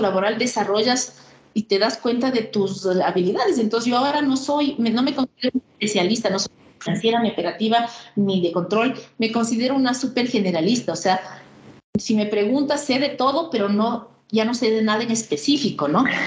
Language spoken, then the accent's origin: Spanish; Ecuador; Soy eh, ecuatoriana, soy una mujer de 57 años, vivo en Quito